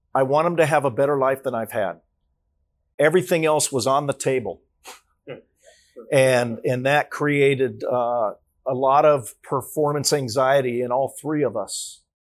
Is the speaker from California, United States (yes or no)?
yes; Los Angeles, California, United States; I was born in Los Angeles, California